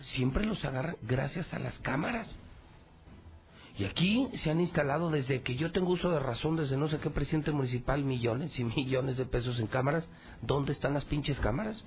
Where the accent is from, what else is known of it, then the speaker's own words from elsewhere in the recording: Mexico; usted y yo somos mexicanos